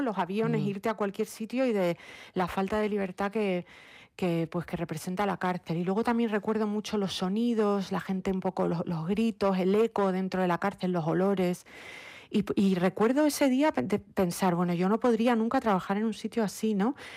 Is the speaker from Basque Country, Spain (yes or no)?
no; Lanzarote, Canary Islands, Spain; moved away as an adult; also born or lived in Madrid; now in New York, United States; Yo pues nací, mm, eh, me crié en Lanzarote, estudié mi carrera de psicología clínica en Madrid